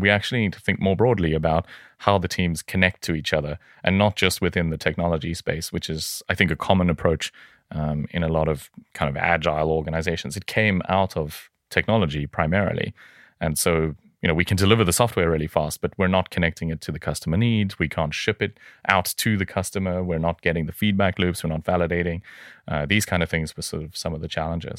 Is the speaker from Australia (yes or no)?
no; South Africa; moved away; I hail originally from South Africa.